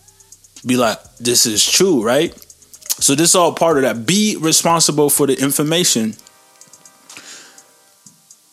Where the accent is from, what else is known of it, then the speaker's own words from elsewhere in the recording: Canada; I'm Canadian